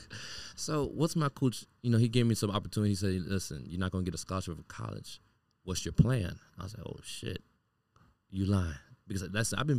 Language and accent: English; Miami, Florida, United States; I grew up born and raised in Miami